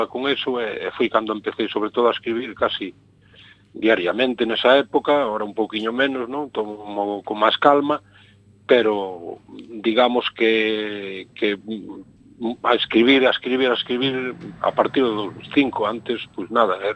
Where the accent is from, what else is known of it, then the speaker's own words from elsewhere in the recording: Corme, Galicia, Spain; first language Galician; Eu son de Corme, claro, e aquí, nacín aquí, vivo aquí.